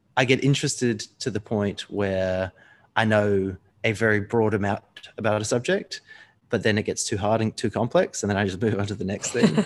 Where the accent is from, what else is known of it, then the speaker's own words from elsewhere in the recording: New Zealand; I was born in New Zealand